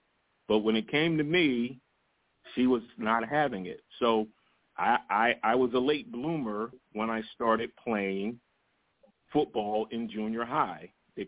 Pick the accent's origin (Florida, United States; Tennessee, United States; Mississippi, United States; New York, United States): Florida, United States; Jacksonville; moved away as an adult; I grew up in Jacksonville, Florida